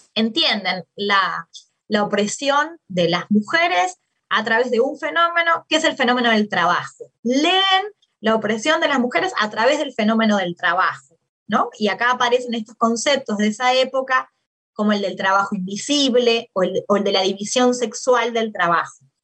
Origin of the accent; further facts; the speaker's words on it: Maldonado, Uruguay; moved away as an adult; also born or lived in Montevideo, Uruguay / Argentina; soy uruguaya, nací en Uruguay, en una ciudad en, Maldonado, en la, no en la capital